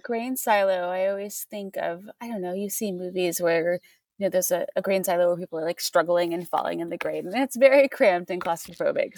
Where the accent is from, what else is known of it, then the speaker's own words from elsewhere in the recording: Missouri, United States; I grew up in Missouri